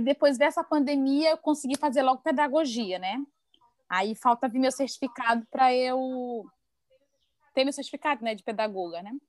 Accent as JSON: {"language": "Portuguese", "region": "Maranhão", "country": "Brazil", "moved": "yes", "lives_now": "Santa Catarina, Brazil", "said": "E eu sou do Maranhão"}